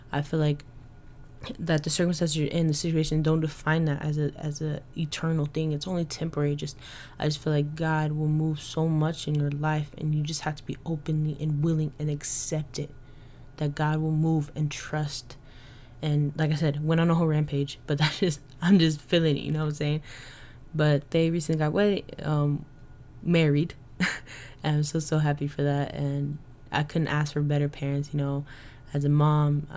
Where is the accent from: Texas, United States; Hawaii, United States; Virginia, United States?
Texas, United States; Dallas; moved away; I was born and raised in Dallas, Texas